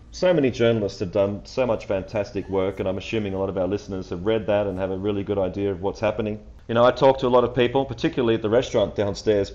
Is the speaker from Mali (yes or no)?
no; Australia; being Australian